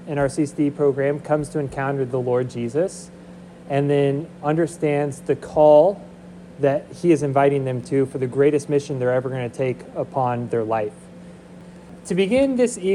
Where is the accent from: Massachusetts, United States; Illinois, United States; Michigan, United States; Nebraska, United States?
Nebraska, United States; Seward; moved away; We moved back to Nebraska. I grew up in Seward.